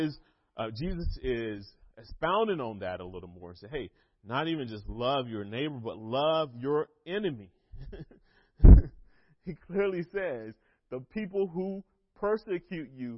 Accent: North Carolina, United States; I am from North Carolina

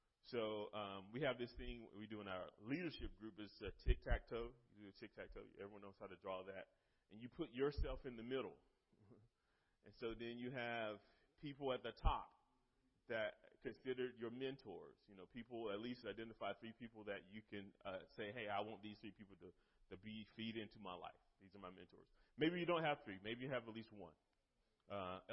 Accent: Eastern North Carolina, United States; moved away as an adult; now in Lynchburg, United States; I'm from North Carolina, Eastern North Carolina. We've been in Lynchburg now for 16, 17 years

